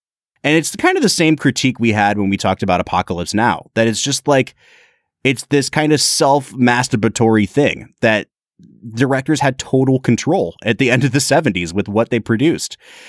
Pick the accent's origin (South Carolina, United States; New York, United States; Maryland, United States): New York, United States; I want it to be about people that I know that I grew up with in New York.